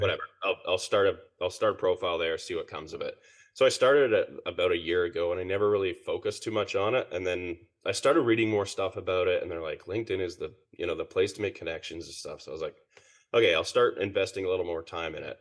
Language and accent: English; Perth, Western Australia, Australia; moved away as an adult; also born or lived in Ontario, Canada; now in British Columbia, Canada; I was born in Ontario, and then my family moved to Perth, Western Australia when I was seven. So I, I pretty much grew up there.